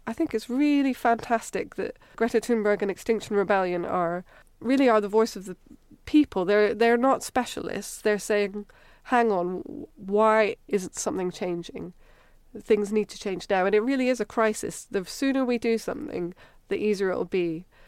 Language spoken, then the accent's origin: English; Edinburgh, Scotland, United Kingdom; accent: Scottish; moved away as an adult; now in Cambridge, United Kingdom; I grew up in Edinburgh